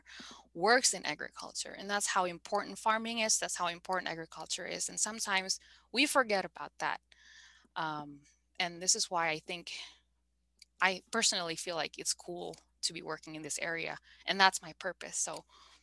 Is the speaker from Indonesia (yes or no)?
yes; Bogor, West Java, Indonesia; moved away; also born or lived in Malaysia / Indianapolis / Montreal / Vancouver; I'm from Bogor, by the way, Bogor, West Java.